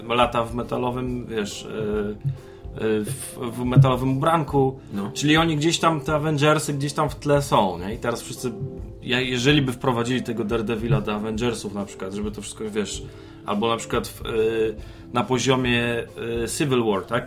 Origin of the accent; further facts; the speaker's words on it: Poland